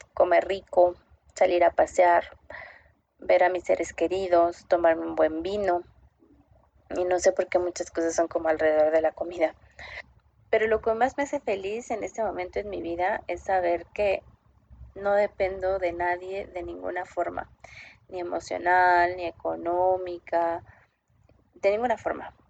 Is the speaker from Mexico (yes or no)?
yes; Mexico City, Mexico; moved away as an adult; also born or lived in Bogotá, Colombia; now in Santiago, Chile; nací en Ciudad de México, hija de papá veracruzano y mamá oaxaqueña. En este momento vivo entre Bogotá